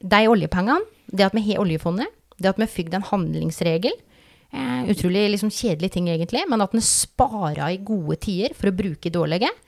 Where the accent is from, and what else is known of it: Telemark, Norway; accent: Vest-Telemark dialect; moved away